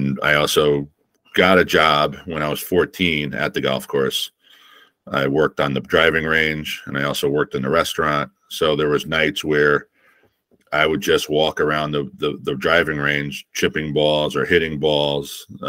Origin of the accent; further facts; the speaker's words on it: East Coast, United States; growing up in the East Coast